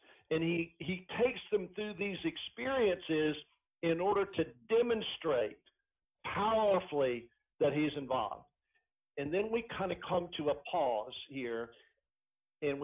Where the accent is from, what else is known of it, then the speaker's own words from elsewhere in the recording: Elizabethton, Tennessee, United States; the little town that I grew up in Elizabethton, Tennessee